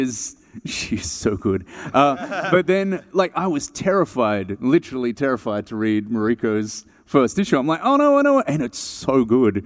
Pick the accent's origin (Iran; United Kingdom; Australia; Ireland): Australia; Melbourne, Victoria; I'm from Melbourne, Australia